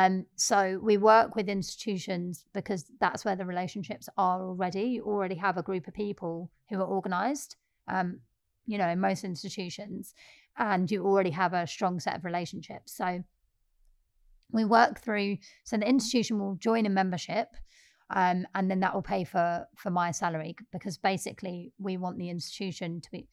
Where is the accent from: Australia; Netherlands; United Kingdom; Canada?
United Kingdom; Peckham, London; we're young, we're black, we're working class, we're from Peckham.